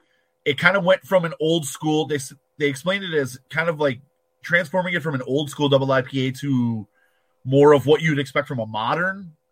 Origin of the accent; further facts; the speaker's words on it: New York, United States; as sad a New Yorker as that makes me sound.